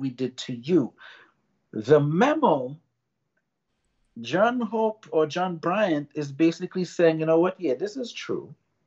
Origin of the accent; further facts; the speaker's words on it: Tobago, Trinidad & Tobago; moved away; Growing up in Tobago was predominantly and still is predominantly black